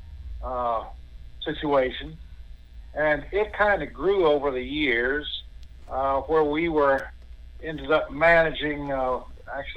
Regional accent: Sandhills, North Carolina, United States; I grew up in the Sand Hills side, lived in the beach side, Wellington, and finally have ended up migrating up here to the high country where it's a little bit cooler

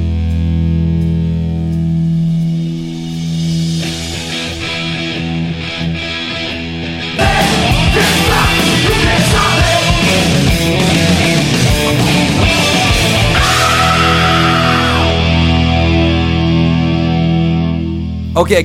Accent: Cleveland, Ohio, United States; moved away; I'm from the North. I'm from Cleveland

